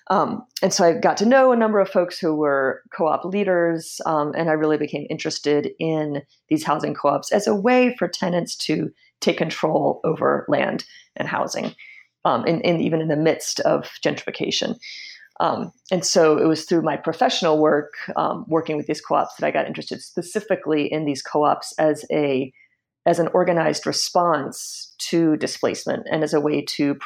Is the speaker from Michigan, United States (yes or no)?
no; Washington, District of Columbia, United States; just kind of growing up there and growing up in Washington, D.C. more broadly, and seeing how the city has changed over the years.